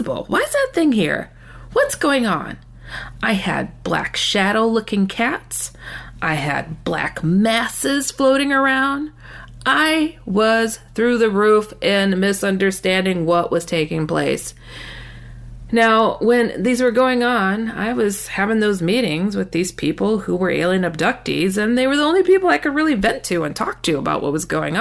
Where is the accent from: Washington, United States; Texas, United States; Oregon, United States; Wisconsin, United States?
Wisconsin, United States; I relocated back to my home state of Wisconsin